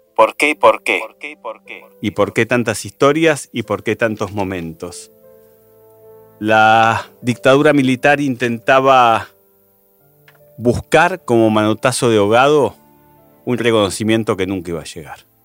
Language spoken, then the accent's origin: Spanish; Chaco, Argentina; soy de la provincia del Chaco, estoy haciendo el servicio militar en Corrientes